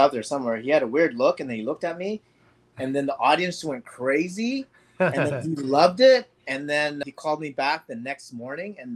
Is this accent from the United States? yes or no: yes; Los Angeles, California, United States; born or raised there; also born or lived in Indonesia